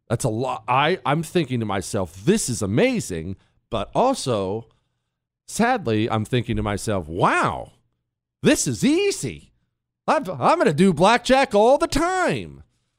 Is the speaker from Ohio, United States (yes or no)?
yes; Ohio, United States; also born or lived in Montana; Remember, I grew up in Ohio and Montana.